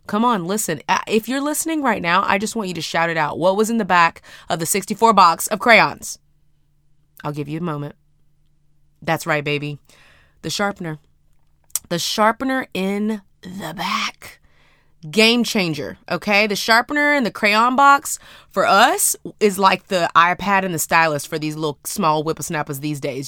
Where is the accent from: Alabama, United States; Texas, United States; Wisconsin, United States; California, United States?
Texas, United States; Houston; I'm from Houston, Texas